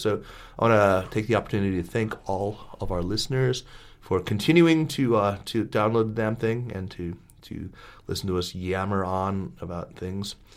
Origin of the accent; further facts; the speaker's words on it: United States; as an American